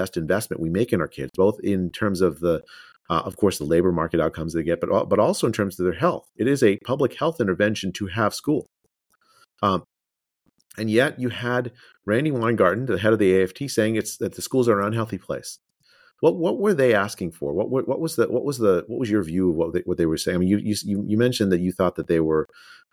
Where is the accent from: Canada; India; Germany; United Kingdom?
India; moved away; I was born in India